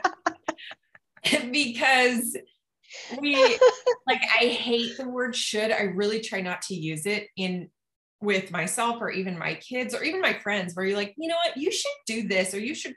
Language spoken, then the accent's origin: English; Utah, United States; also born or lived in Rexburg, Idaho; I lived with my mom in Utah during the school year